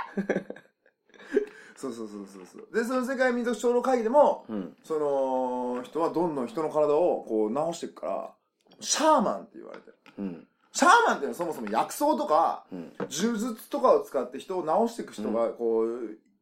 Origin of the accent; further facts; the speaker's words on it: Nagasaki, Japan; 僕は長崎生まれ